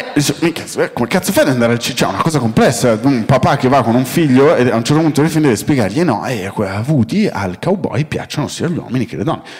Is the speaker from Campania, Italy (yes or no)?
no; Milan, Lombardy, Italy; now in Rome, Italy; sono milanese, vivo a Roma